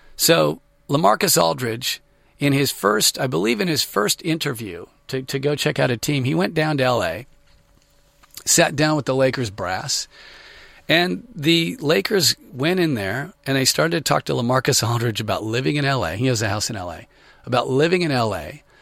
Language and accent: English; Sacramento, California, United States; I grew up in Sacramento